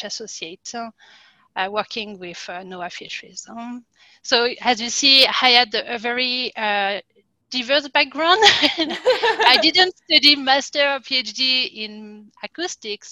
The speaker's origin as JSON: {"language": "English", "country": "France", "tie": "born or raised there", "also_born_or_lived": "Quebec, Canada", "accent": "French", "second_language": "English", "moved": "as an adult", "said": "I'm French, as you can tell by my accent. So I was born and raised in France"}